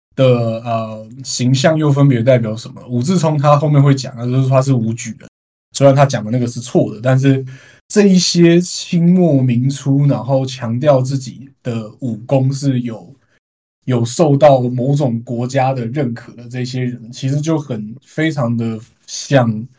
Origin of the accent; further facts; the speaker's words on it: Taiwan; 作为台湾人